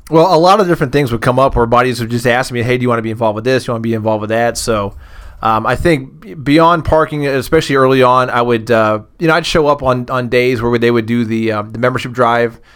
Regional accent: Massillon, Ohio, United States; I grew up on the East Side

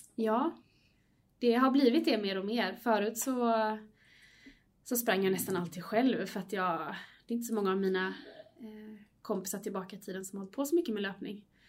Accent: Varberg, Halland County, Sweden; now in Gothenburg, Sweden; jag kommer från början från, eh, Varberg

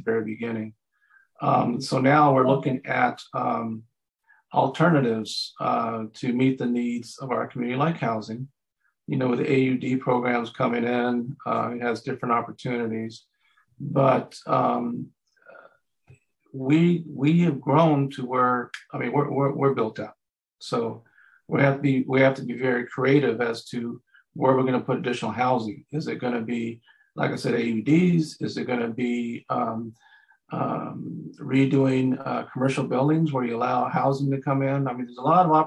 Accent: Santa Barbara, California, United States; when we grew up in Santa Barbara

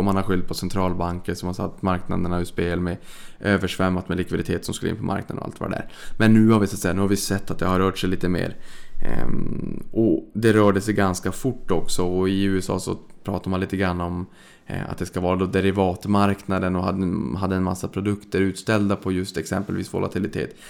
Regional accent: Sweden; vi svenskar

